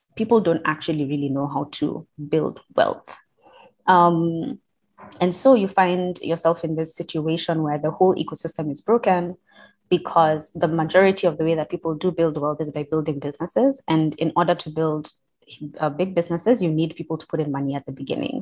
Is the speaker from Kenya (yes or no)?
yes; Kenya; I was born in Kenya, so that's that's the you know nationality I identify